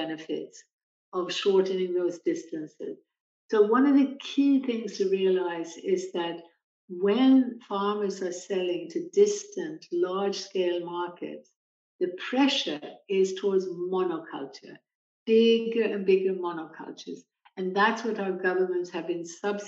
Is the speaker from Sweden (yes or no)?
yes; Sweden; moved away; my native country of Sweden